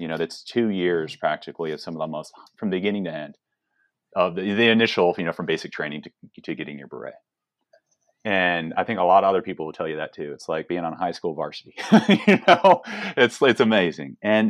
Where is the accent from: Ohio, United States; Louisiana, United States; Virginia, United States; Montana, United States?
Virginia, United States; Yeah, I grew up in like Northern Virginia.